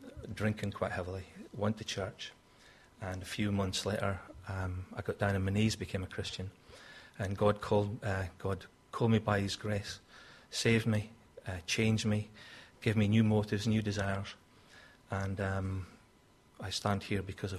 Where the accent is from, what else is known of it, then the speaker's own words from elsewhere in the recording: Scotland, United Kingdom; moved away; I'm obviously from Scotland